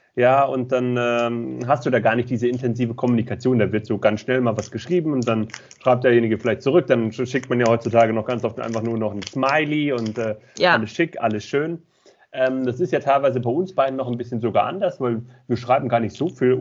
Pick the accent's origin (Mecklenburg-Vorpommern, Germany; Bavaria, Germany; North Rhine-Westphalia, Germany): Mecklenburg-Vorpommern, Germany; moved away as an adult; also born or lived in Baden-Württemberg; now in near Stuttgart, Germany; ich komm ursprünglich aus Mecklenburg-Vorpommern